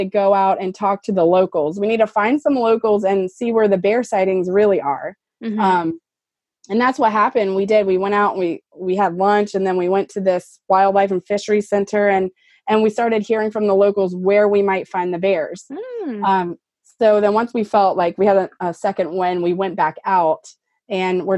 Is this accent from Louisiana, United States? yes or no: yes; Louisiana, United States; I'm from Louisiana